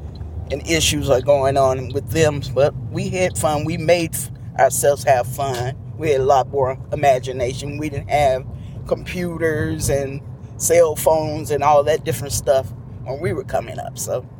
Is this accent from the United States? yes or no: yes; Chicago, Illinois, United States; Growing up in Chicago was fun. Back in my day, I was born in 1961.